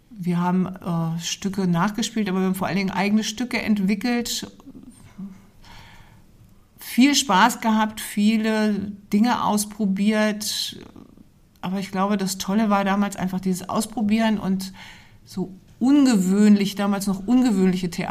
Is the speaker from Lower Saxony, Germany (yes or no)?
yes; Goslar, Lower Saxony, Germany; born there; also born or lived in Fulda; vielen Jahren bin ich in Goslar geboren, genau.